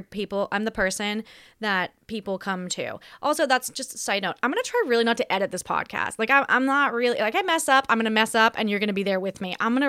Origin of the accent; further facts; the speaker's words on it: Australia; also born or lived in United States; I am Australian who has predominantly worked in America for the last decade. So my accent is on and off.